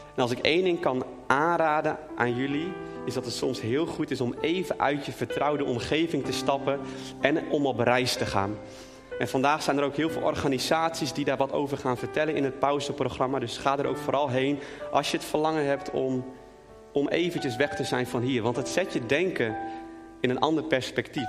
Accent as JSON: {"language": "Dutch", "country": "Netherlands", "said": "als Nederlander"}